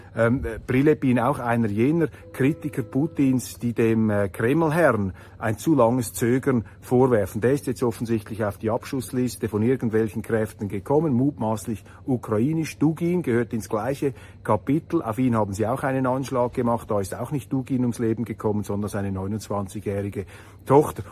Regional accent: Switzerland; dass ich als Schweizer auf die Welt gekommen bin

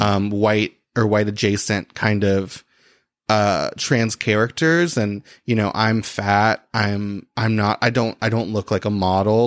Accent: Christian County, Kentucky, United States; I grew up in a place called Christian County

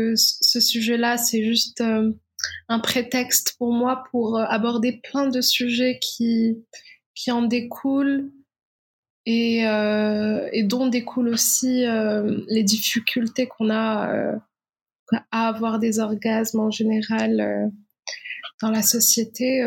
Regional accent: Morocco; moved away as an adult; je suis née, j'ai vécu au Maroc jusqu'à ma majorité.

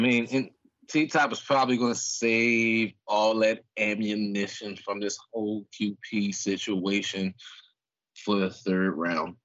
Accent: Philadelphia, Pennsylvania, United States; I'm from the streets, man. I'm from North Philly

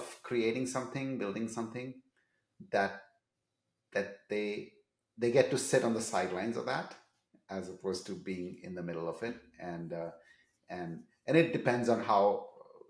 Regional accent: Seattle, Washington, United States; I'm from Seattle.

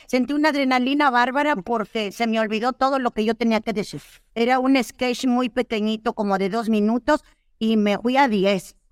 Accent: northern Mexico, Mexico; como soy norteña, pues a mí me decían, pues, ah, es arremedar, yo arremedo, así decimos acá en el norte

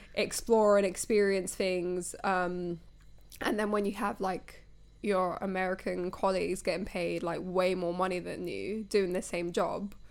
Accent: United Kingdom; as British people

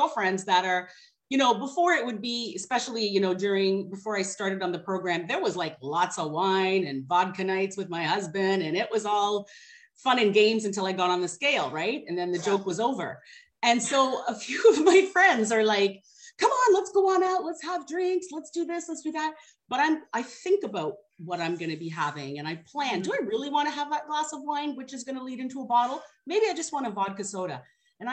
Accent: Canada; also born or lived in Guyana; I was born in South America, like Guyana. I was probably just a few months old when we moved to Canada

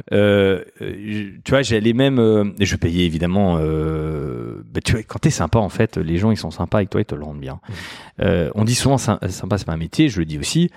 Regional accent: Mulhouse, Grand Est, France; moved away; alsacien, euh, je suis né à Mulhouse, euh, ballotté euh, de quartiers euh, dits défavorisés

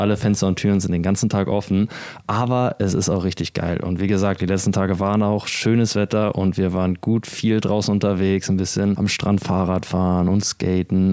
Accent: Kiel, Schleswig-Holstein, Germany; moved away; Ich begrüße euch aus Kiel, der schönen Ostseeküste Deutschlands. Wir sind hier gerade bei meinen Eltern zu Besuch und ich bin richtig happy, wieder in meiner Heimat zu sein.

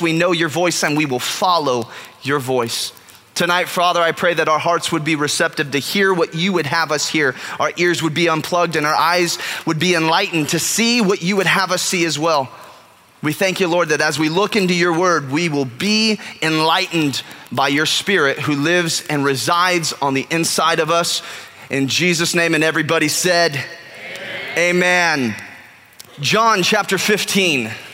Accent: California, United States; moved away; growing up in California

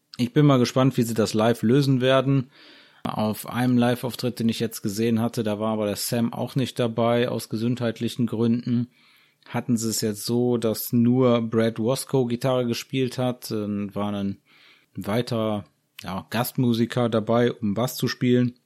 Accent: Germany; bei uns in Deutschland

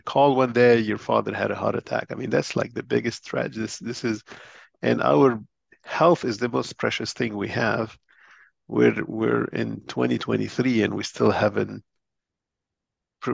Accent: Lebanon; moved away as an adult; also born or lived in Boston, United States; I was born in Lebanon and grew up in Lebanon

